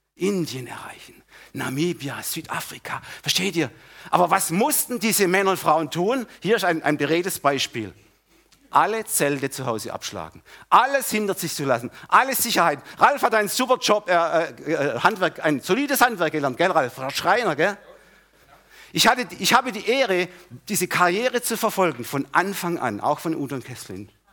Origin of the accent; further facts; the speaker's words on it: Germany; wir Deutsche, gerade wir Deutsche oder Mitteleuropäer, nein, wir Deutsche